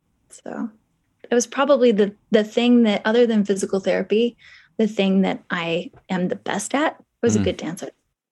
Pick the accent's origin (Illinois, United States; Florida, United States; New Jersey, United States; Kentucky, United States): Kentucky, United States; No, I spent 2 years in Hong Kong. {S0} Okay. {S1} Correct. But I'm from Kentucky.